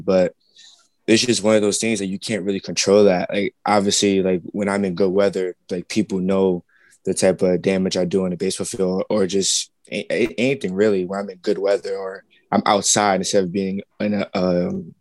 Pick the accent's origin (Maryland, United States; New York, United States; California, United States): New York, United States; Brooklyn; I was born and raised in Brooklyn, New York